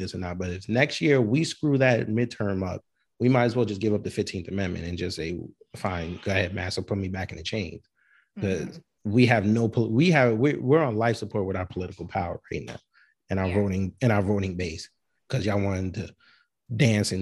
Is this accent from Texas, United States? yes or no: no; New York, United States; now in Georgia, United States; down here in Georgia, now that I live, because I'm from New York